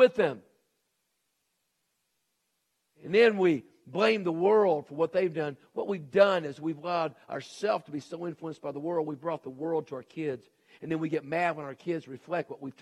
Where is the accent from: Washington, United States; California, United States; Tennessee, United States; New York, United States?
Tennessee, United States; Nashville; moved away; also born or lived in Texas; when I grew up in Nashville, Tennessee, we had a garage